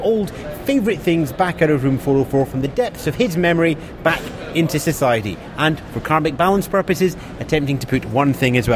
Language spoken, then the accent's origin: English; United Kingdom; we're British